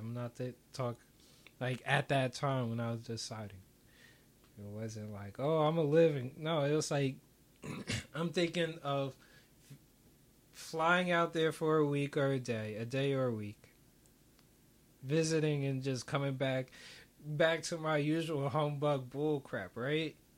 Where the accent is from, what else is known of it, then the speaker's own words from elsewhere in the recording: United States; as an American